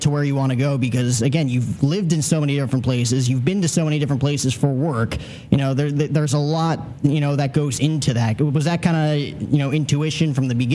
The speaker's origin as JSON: {"language": "English", "region": "New Jersey", "country": "United States", "tie": "born or raised there", "also_born_or_lived": "Los Angeles", "said": "I grew up in New Jersey, like about 10 minutes outside Manhattan"}